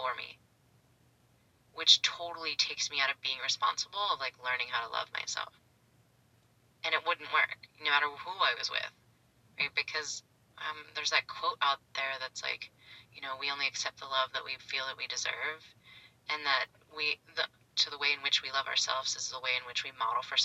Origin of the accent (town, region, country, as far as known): Pittsburgh, Pennsylvania, United States; moved away as an adult; now in San Diego, United States